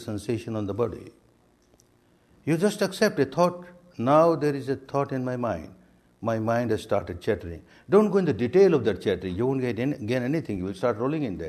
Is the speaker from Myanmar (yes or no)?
yes; Myanmar; moved away as an adult; also born or lived in India; I was born and brought up in Myanmar